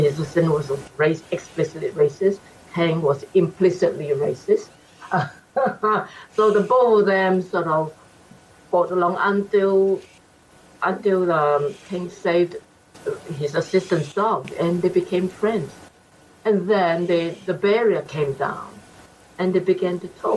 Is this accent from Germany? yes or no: no; Singapore; moved away as an adult; now in Australia; I was born in Singapore, and I came here in 74.